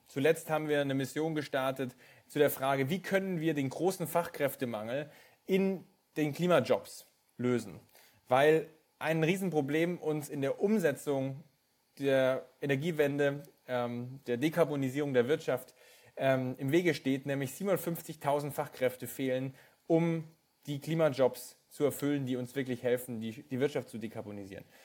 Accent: Bavaria, Germany; dort, wo ich geboren bin, in äh, Bayern

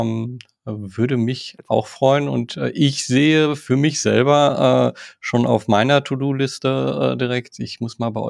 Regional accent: Waltrop, North Rhine-Westphalia, Germany; born there; manchmal sage ich im Münsterland und manchmal im Ruhrgebiet. Ich bin im Waldrop geboren. Äh, das ist so an so einer Grenze, ja. aber der, das Ruhrgebiet ist so eigentlich doch das, was sich mehr erlebt habe

